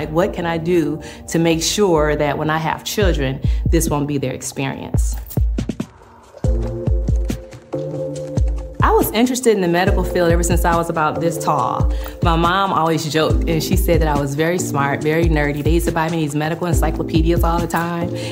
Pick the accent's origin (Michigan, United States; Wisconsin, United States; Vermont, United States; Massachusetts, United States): Michigan, United States; Flint; when I was growing up in Flint, I was the oldest child